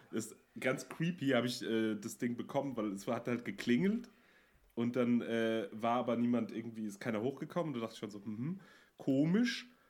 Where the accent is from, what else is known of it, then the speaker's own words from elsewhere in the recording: Münster, North Rhine-Westphalia, Germany; moved away; ich komme ja aus Münster und da hatten wir früher einen Club